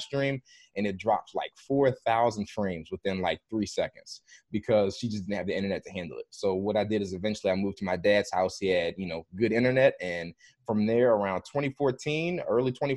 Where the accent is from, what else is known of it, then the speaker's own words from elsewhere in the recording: Maryland, United States; I grew up in Maryland.